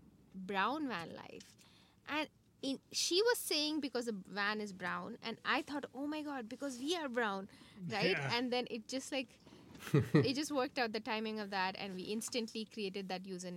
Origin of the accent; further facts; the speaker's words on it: India; moved away as an adult; also born or lived in Toronto, Canada; now in Canada; We are from India, but we immigrated to Canada for our higher education